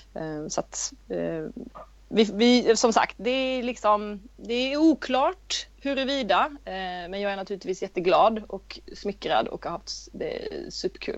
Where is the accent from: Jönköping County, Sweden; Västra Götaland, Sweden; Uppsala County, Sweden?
Jönköping County, Sweden; Vetlanda; jag är från Vetlanda i Småland.